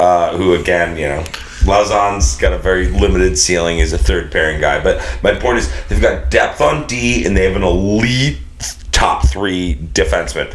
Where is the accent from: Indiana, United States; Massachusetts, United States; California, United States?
Massachusetts, United States; Boston; I'm from the Greater Boston area